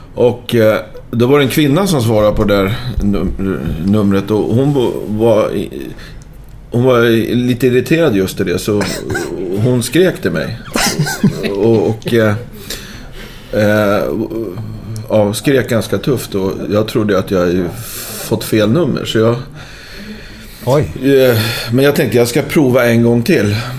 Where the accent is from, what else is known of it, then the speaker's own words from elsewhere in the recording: Stockholm, Stockholm County, Sweden; also born or lived in Braga, Portugal; som stockholmare